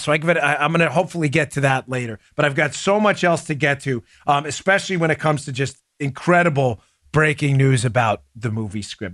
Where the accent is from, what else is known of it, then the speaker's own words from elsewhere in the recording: New York, United States; Growing up in New York